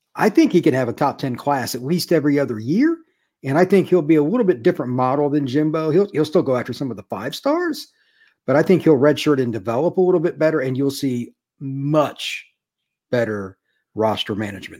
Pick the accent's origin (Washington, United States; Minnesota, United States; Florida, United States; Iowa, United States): Florida, United States; I was from Florida